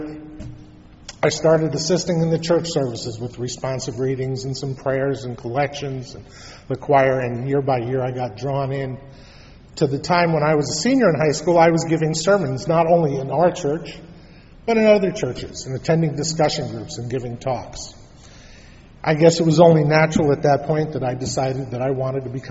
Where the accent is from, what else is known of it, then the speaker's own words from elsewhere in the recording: New York City, New York, United States; I was born in Brooklyn, New York